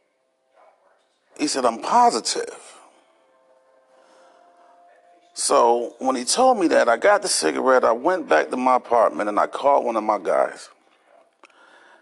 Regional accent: Hartford, Connecticut, United States; I'm from Hartford, Connecticut

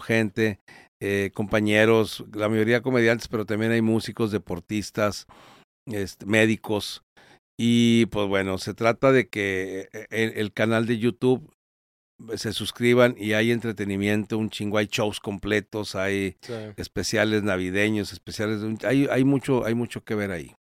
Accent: Torreón, Coahuila, Mexico; yo soy de Torreón

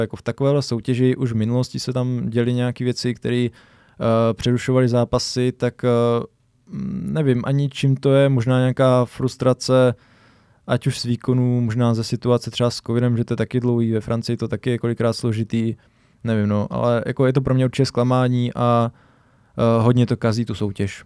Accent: Brno, South Moravian Region, Czechia; jsme tady z Brna

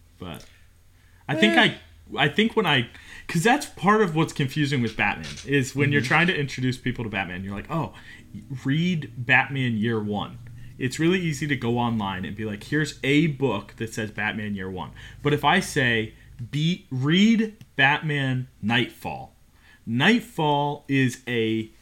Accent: Cincinnati, Ohio, United States; moved away; Cincy is my stomping ground. That's where I grew up. I grew up in Cincinnati

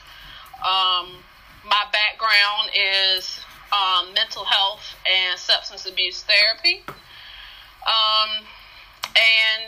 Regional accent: South Boston, Virginia, United States; moved away as an adult; it was just a way to explore beyond South Boston

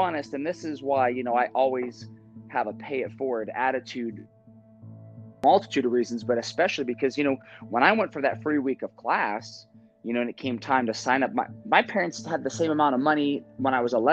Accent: Northeast Ohio, United States; growing up in Northeast Ohio, football is like the thing

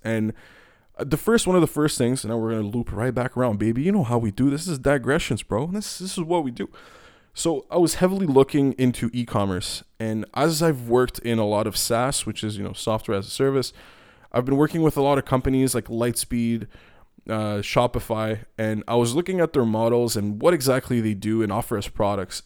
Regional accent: Canada; also born or lived in Montreal, Quebec; I'm being Canadian right now

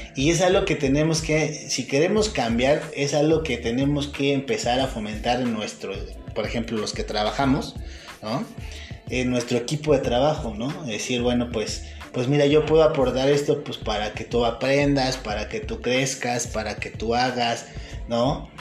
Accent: Mexico; a mí como mexicano

